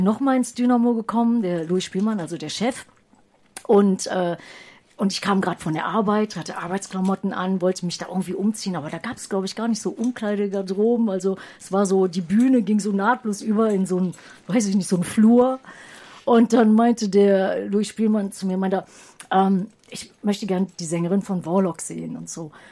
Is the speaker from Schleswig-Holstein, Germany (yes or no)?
no; Düsseldorf, North Rhine-Westphalia, Germany; moved away; ich komme ehemals aus Düsseldorf